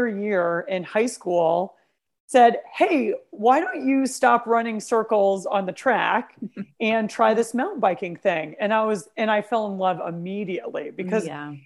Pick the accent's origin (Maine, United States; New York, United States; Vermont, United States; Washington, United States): Vermont, United States; Growing up in Vermont, it's a very, as you can imagine, like a winter-focused state